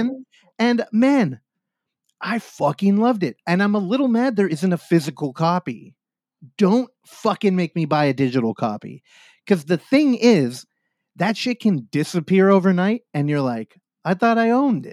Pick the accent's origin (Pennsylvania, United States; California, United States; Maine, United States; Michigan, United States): California, United States; Bay Area; I come from the Bay Area